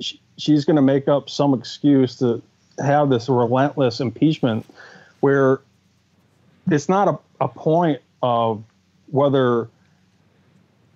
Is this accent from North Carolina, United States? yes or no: no; Eau Claire, Wisconsin, United States; I'm from Eau Claire, Wisconsin